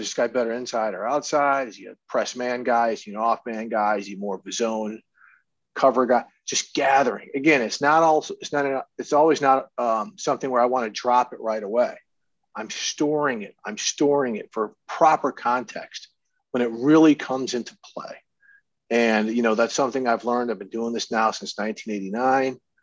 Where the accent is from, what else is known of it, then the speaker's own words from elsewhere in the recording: St. Louis, Missouri, United States; also born or lived in Minnesota; I went to high school and stuff in St. Louis. I, I consider it my home.